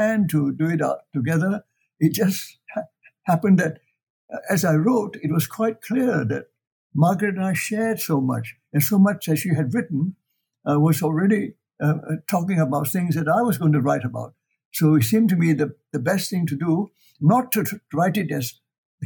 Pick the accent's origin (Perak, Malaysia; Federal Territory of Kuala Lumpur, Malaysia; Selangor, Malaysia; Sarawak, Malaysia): Perak, Malaysia; Ipoh; also born or lived in China; I grew up in Malaya, in Ipoh, and how I went to China, and why I came back